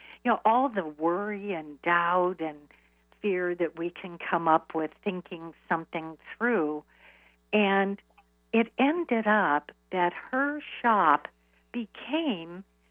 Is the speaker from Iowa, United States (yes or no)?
yes; Iowa, United States; now in New York, United States; I moved to New York from Iowa.